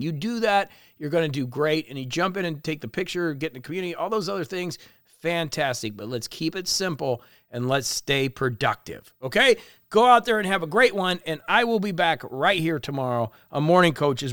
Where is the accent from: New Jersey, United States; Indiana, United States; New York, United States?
Indiana, United States; La Porte; moved away as an adult; also born or lived in Florida / Miami; when I grew up in LaPorte, I used to think that Chicago was so far away